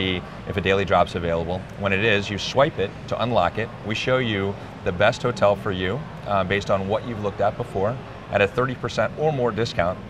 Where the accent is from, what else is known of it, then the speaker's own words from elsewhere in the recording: Charlottesville, Virginia, United States; I grew up in Charlottesville, Virginia